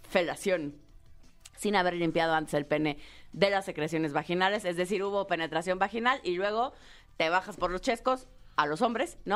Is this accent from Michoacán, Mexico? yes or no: no; Tabasco, Mexico; sí, soy tabasqueña.